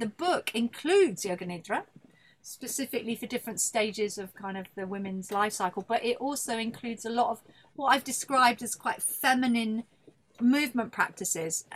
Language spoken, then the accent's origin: English; Buckinghamshire, South East England, United Kingdom; my nice girls' grammar school in Buckinghamshire